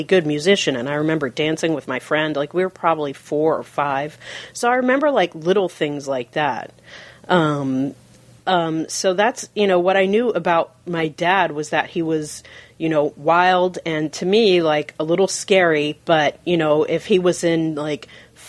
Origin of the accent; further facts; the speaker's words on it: Seattle, Washington, United States; I was raised in Fremont